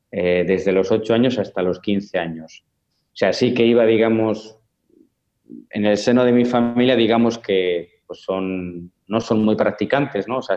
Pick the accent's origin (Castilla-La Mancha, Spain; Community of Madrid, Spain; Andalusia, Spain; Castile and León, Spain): Castile and León, Spain; Palencia; born there; nací en el 1992 en España, en una ciudad que se llama Palencia, con la P, no Valencia, eh, que es una ciudad al norte de España muy, muy pequeña, de 80.000 habitantes.